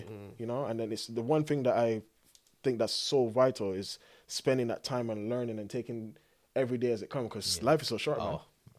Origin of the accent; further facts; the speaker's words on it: Cayman Islands; moved away; my life growing up in the Cayman Islands